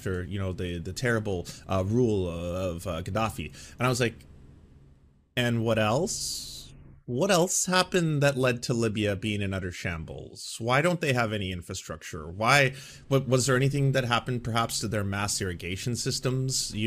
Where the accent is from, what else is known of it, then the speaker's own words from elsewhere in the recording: Vancouver, British Columbia, Canada; my hometown, Vancouver, Canada